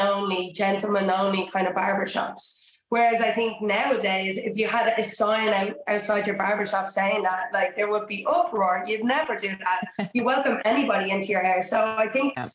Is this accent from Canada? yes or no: no; Dublin, Leinster, Ireland; moved away as an adult; also born or lived in Georgia, United States; now in London, United Kingdom; I grew up in Dublin in Ireland